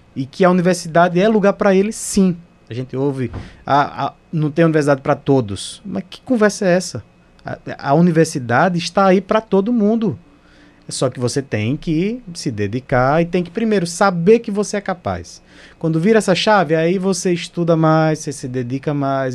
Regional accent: Northeast Region, Brazil; moved away as an adult; now in Manaus, Brazil; Eu, particularmente, sou no Nordeste, o sotaque não me deixa mentir

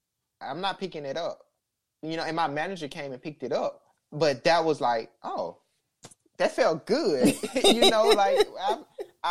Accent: Alabama, United States; growing up in Alabama, I grew up in a racially segregated town

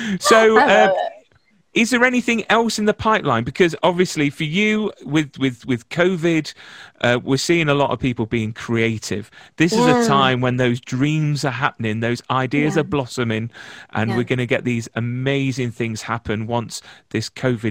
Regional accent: Nottingham, East Midlands, United Kingdom; I'm from Nottingham, so it's where Robin Hood's from

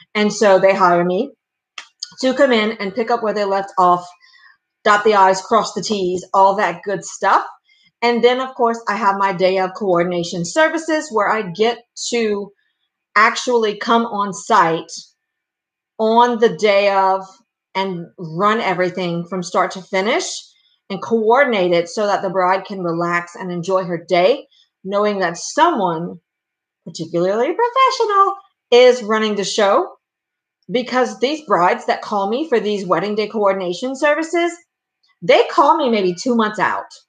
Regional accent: Louisiana, United States; I'm from Louisiana. We Cajun

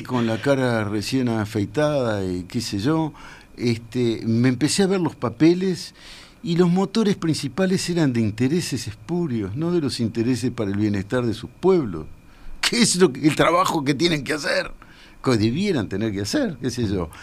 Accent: Uruguay; soy uruguayo

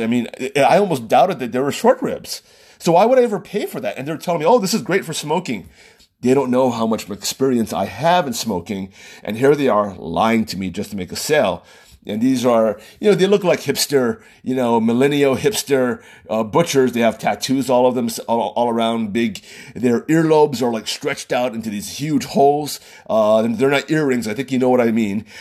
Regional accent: Oahu, Hawaii, United States; also born or lived in California; I was born and raised in Oahu

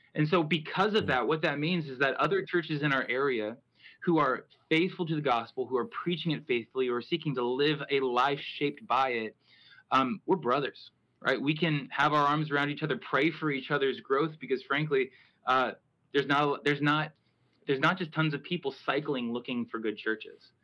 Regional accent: Houston, Texas, United States; moved away as an adult; also born or lived in Chicago, Illinois / East Lansing, Michigan; now in New England, United States; I was born and raised in Houston, Texas

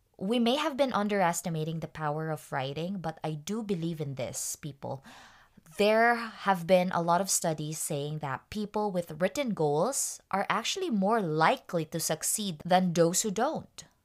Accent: Tacloban, Eastern Visayas, Philippines; moved away; I'm actually from Tacloban

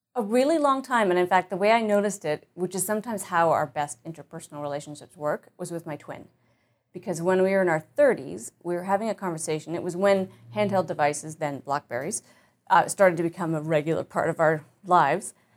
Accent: Winnipeg, Manitoba, Canada; born or raised there; also born or lived in Ottawa, Ontario

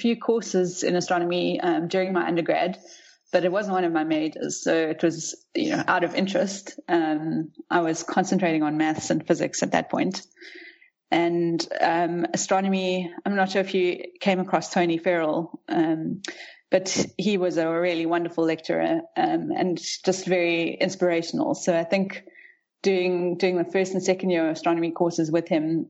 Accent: Rustenburg, North West, South Africa; also born or lived in Pretoria / Cape Town; I'm a South African. I grew up in the Northwest province, mostly in Rustenburg, but we moved around quite a bit when I was young.

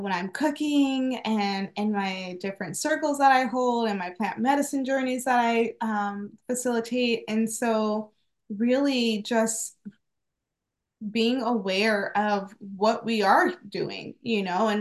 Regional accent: Phoenix, Arizona, United States; also born or lived in Wisconsin; I was raised here in Phoenix. I was born in Wisconsin, but raised here.

